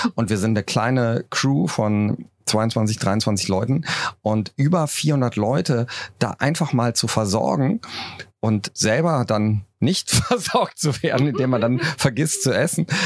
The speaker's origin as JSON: {"language": "German", "town": "Cologne", "region": "North Rhine-Westphalia", "country": "Germany", "said": "ich komme ja aus Köln"}